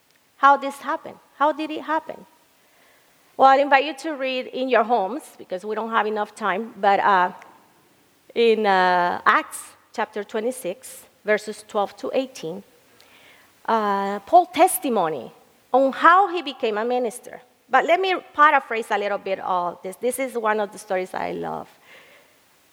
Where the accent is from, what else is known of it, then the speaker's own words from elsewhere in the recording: El Salvador; moved away; I was living in El Salvador, where I am from